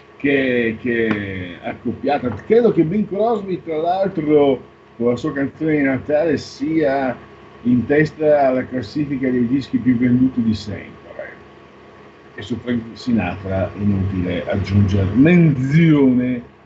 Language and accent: Italian; Pordenone area, Friuli-Venezia Giulia, Italy; dalle mie parti non ti dico, Pordenone è un misto